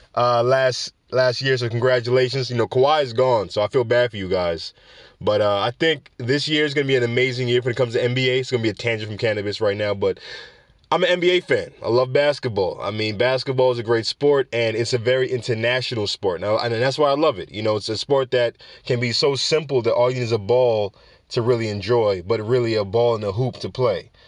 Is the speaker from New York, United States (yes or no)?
yes; New York City, New York, United States; New York City, my hometown, for making me proud to be a New Yorker